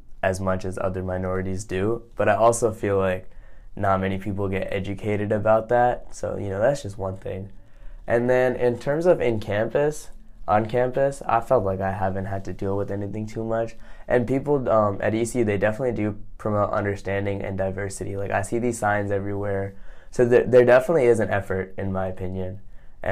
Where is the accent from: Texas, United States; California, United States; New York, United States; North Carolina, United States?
North Carolina, United States; the Triangle; English is a second language; moved away as an adult; also born or lived in Jubail, Saudi Arabia / Kerala, India; now in Greenville, United States; I grew up in the Triangle, so lots of Indian people